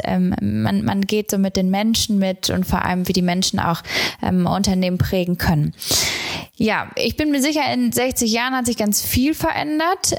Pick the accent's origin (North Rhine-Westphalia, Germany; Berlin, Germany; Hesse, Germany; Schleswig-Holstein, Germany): North Rhine-Westphalia, Germany; Gelsenkirchen; ich komme aus Gelsenkirchen